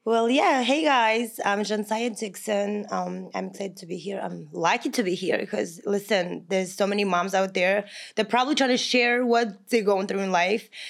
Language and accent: English; Kazakhstan; English is a second language; moved away as an adult; also born or lived in Long Island, New York, United States / California, United States; now in United States; I'm from Kazakhstan